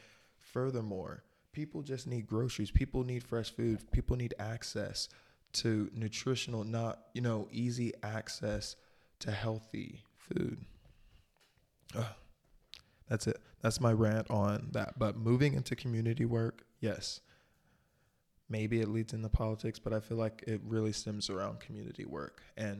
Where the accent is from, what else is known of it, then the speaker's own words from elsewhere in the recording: North Carolina, United States; born there; also born or lived in Michigan / Florida / Ohio / Texas; And I was born in North Carolina, but I have no recollection of ever living in North Carolina. And then I know I lived in Michigan a while. I lived in Florida for a good 6-7 years.